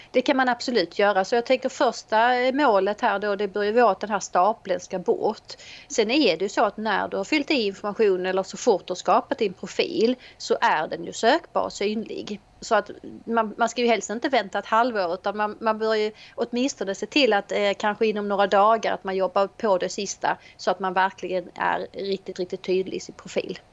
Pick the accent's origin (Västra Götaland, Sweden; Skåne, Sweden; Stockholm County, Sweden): Skåne, Sweden; Helsingborg; Jag är eh, ifrån Helsingborg